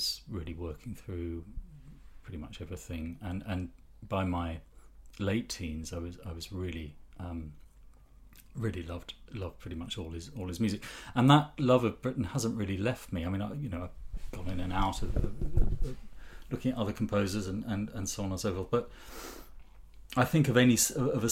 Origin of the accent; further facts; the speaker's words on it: Ipswich, East of England, United Kingdom; I was brought up in Ipswich